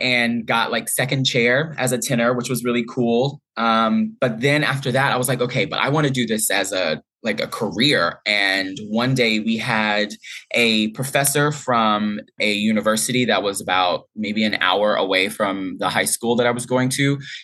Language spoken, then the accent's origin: English; Boyce, Louisiana, United States; moved away; I grew up in Boise, Louisiana.